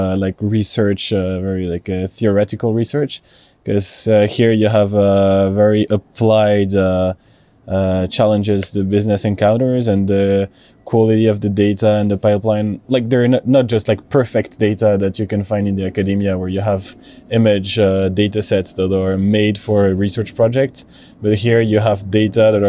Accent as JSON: {"language": "English", "country": "France", "said": "I'm from France"}